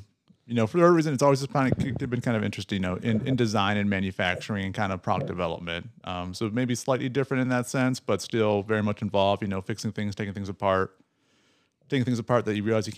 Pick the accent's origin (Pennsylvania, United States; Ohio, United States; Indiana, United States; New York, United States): Ohio, United States; born or raised there